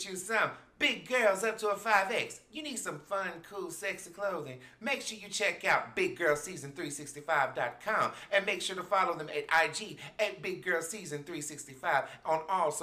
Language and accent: English; the South, United States; I'm from the South